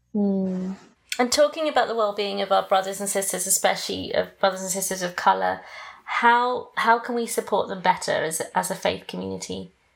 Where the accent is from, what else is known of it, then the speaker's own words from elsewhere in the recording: England, United Kingdom; moved away as an adult; now in United States; I'm British too, but I'm half Greek and half Malaysian. But I was born in Britain